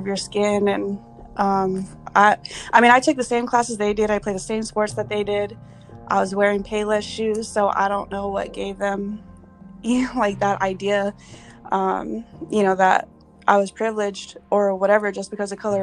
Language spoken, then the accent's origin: English; Oceanside, California, United States; moved away as an adult; now in Minot, United States; I'm from California. I'm from Southern California by Oceanside